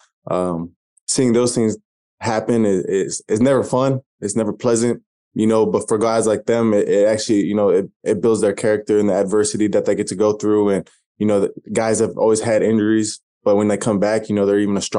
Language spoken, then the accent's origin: English; Albany, Oregon, United States; Yeah, so grew up in Oregon, small town, Albany, right next to Corvallis. So I kind of claim I'm from Corvallis because that's where I went to school.